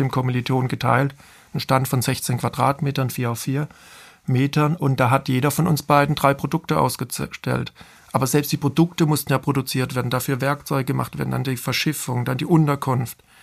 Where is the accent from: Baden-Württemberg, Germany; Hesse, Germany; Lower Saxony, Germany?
Baden-Württemberg, Germany; Bad Mergentheim; moved away as an adult; also born or lived in Offenbach; aus meiner Region, aus, wo ich herkomme, aus dem Taubertal